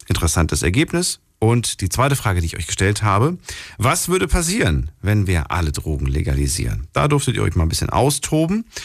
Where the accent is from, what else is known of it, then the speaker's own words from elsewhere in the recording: Stuttgart, Baden-Württemberg, Germany; Äh, Stuttgart.